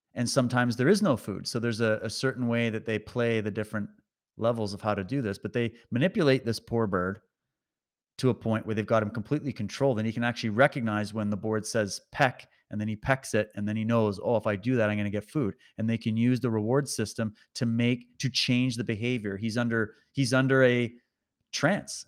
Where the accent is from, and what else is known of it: Canada